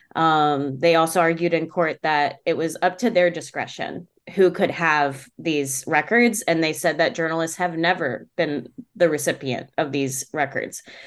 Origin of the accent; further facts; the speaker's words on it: Maryland, United States; now in Pittsburgh, United States; I'm from Maryland